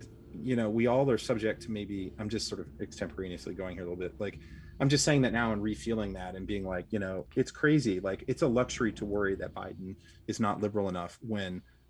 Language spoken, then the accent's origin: English; the South, United States; I grew up in the South in the 80s